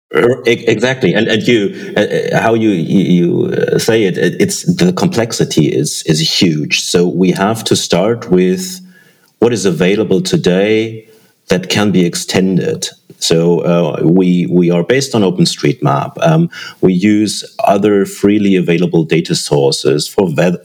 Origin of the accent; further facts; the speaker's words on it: Germany; I'm from Germany